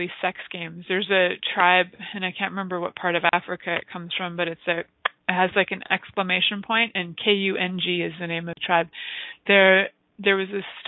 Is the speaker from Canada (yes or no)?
yes; Canada; we get to call ourselves here in Canada Serbian Canadians